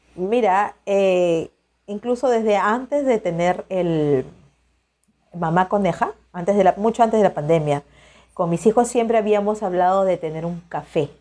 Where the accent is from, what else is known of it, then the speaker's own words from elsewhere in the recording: Peru; soy de Perú